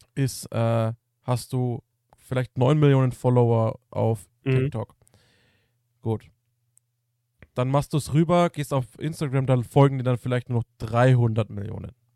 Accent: Germany; bei uns als Deutsche

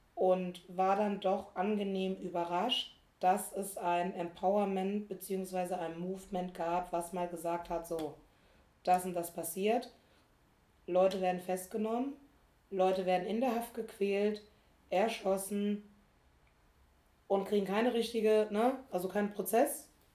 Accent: small town in Rhineland-Palatinate, Germany; born or raised there; moved away as an adult; now in Berlin, Germany

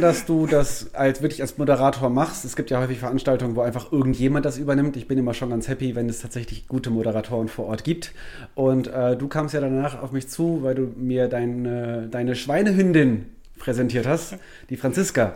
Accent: Wuppertal, North Rhine-Westphalia, Germany; also born or lived in Cologne; bin in Wuppertal aufgewachsen

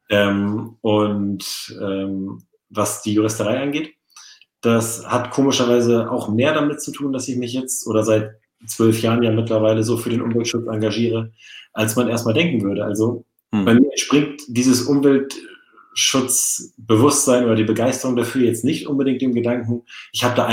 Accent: Norderney, Lower Saxony, Germany; Föhr. Auf nee, Norderney. Föhr, Föhr waren die anderen.

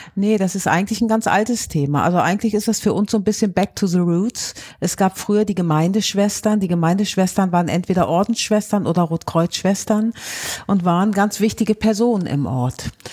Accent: Rhineland, Germany; bei uns im Rheinland

